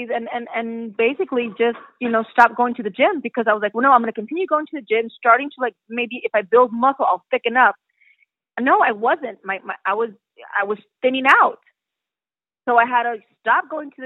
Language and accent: English; United States; also born or lived in Mexico; me being Mexican American and going back to Mexico, you know, and starting my career from there as an actress